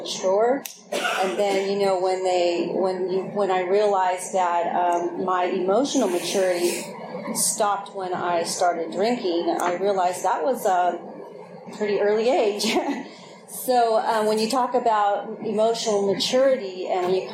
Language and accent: English; Oakland, California, United States; I grew up in Oakland